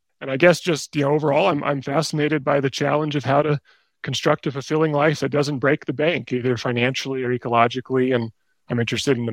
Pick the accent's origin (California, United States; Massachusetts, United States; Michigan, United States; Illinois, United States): California, United States; Bay Area; moved away as an adult; also born or lived in Washington, District of Columbia, United States; I was born and raised in the Bay Area